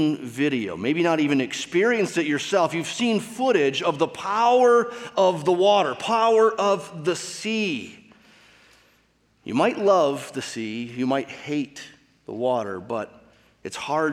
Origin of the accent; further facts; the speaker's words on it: Michigan, United States; I grew up in Michigan with the Great Lakes surrounding that state.